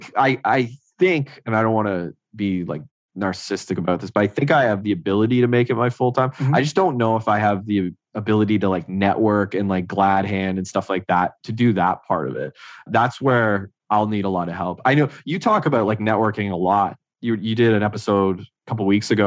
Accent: Renfrew, Ontario, Canada; now in Ottawa, Canada; my hometown, Renfrew

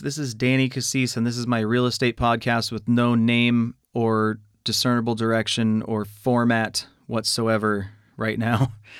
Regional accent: California, United States; also born or lived in Riverside, California / Oxnard, California; I was born in Riverside, California. Although I don't consider myself a product of the Inland Empire, that's just where I was born. Lived all over, like the San Fernando Valley and, I guess, you know, various parts of LA County.

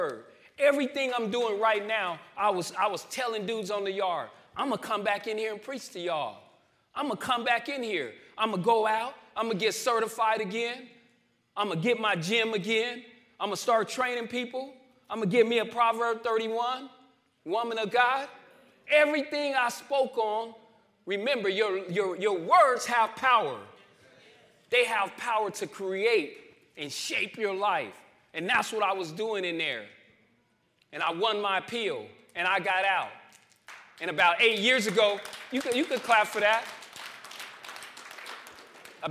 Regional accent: Winslow, Arizona, United States; moved away as an adult; also born or lived in Phoenix, Arizona; through my hometown

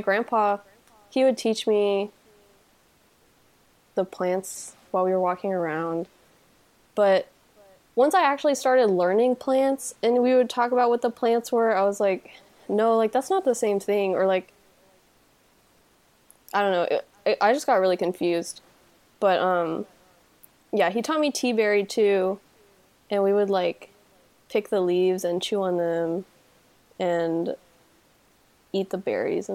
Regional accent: Texas, United States; where I grew up in Texas is like pretty heavily developed

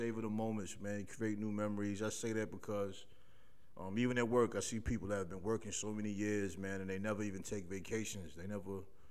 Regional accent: New York, United States; growing up in New York

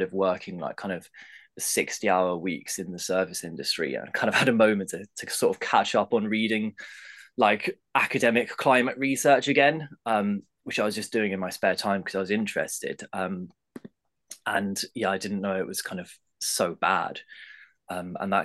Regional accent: England, United Kingdom; now in Ireland; I've lived in Ireland a long time after growing up in England

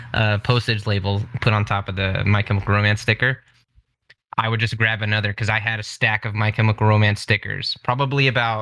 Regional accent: Layton, Utah, United States; also born or lived in Pleasant View, Utah; I came from Layton area, we just moved up towards Pleasant View.

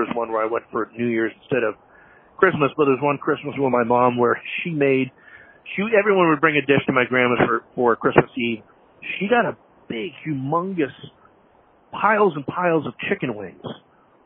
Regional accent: Massachusetts, United States; moved away as an adult; also born or lived in Seattle, Washington / St. Louis, Missouri; now in Chicago, United States; I was born in Seattle, moved to Massachusetts when I was 5, 6. And then when I was 18, I left and moved to St. Louis with my dad

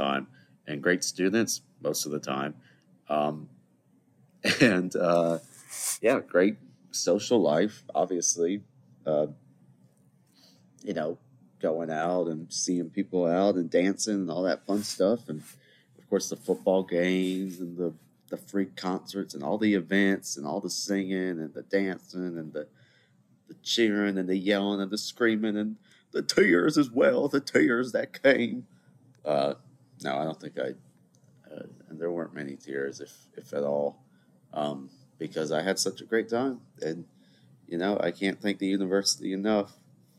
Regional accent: Charleston, South Carolina, United States; So I'm back home in Charleston, South Carolina.

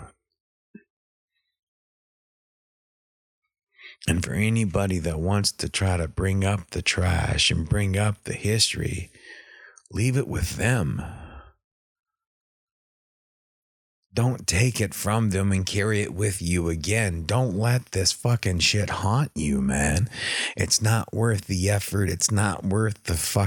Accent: East Texas, United States; I'm from East Texas

